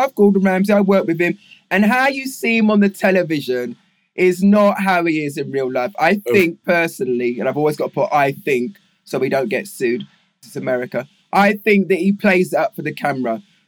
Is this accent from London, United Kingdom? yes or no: yes; Walthamstow, London, United Kingdom; Well, I was born in Walthamstow, East London. Then, like I said, I went to boarding school, which was in Putney, West London. And then secondary school was in Westminster.